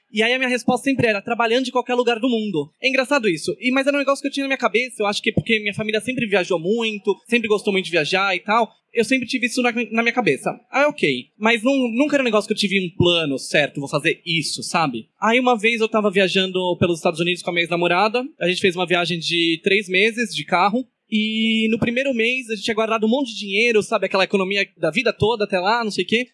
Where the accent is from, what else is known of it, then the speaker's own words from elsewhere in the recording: São Paulo, Brazil; moved away; eu sou de São Paulo